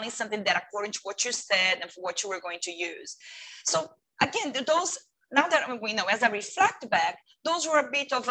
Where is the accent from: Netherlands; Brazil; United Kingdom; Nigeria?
Brazil; English is a second language; moved away as an adult; also born or lived in United States; now in Hong Kong; I am from Brazil, originally from Brazil